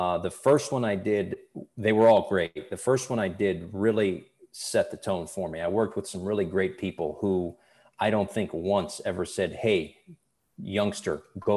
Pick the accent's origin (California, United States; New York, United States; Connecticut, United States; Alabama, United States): Connecticut, United States; Bristol; I grew up in Bristol, Connecticut, oddly enough, which is where ESPN is.